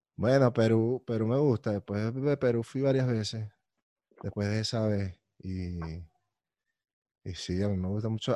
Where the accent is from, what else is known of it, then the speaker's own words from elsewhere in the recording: Caracas, Capital District, Venezuela; yo soy muy caraqueño también